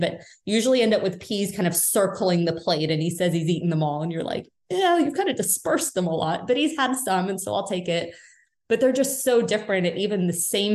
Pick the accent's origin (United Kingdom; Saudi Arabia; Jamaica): United Kingdom; moved away; I'm British originally.